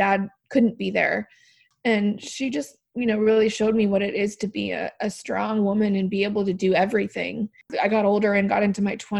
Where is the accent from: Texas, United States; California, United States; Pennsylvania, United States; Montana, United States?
California, United States; Palo Alto; now in Calabasas, United States; I grew up in the Bay Area